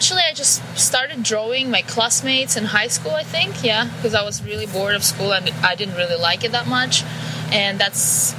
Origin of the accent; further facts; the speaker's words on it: Moscow, Russia; moved away as an adult; also born or lived in Bali; now in Los Angeles, United States; I'm from Russia, Moscow, and I was born there and now live in Los Angeles, California